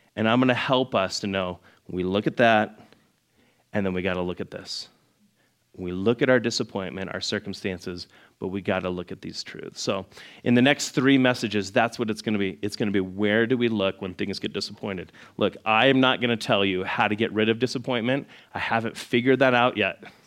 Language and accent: English; Scottsdale, Arizona, United States; I grew up in Scottsdale. I was like, uh, in the old part of Scottsdale